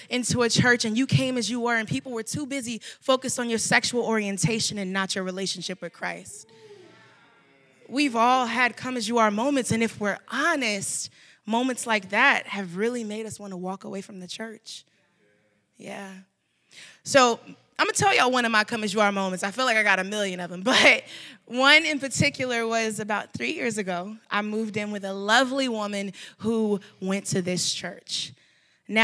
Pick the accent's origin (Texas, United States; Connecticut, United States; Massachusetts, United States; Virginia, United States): Texas, United States; Dallas; I am from Dallas, Texas